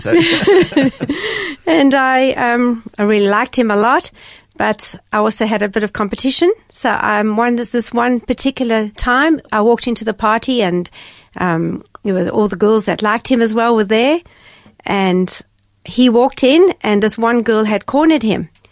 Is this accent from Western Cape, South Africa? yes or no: yes; Cape Town, Western Cape, South Africa; I grew up in Cape Town um, in a beautiful seaside village called Gordons Bay.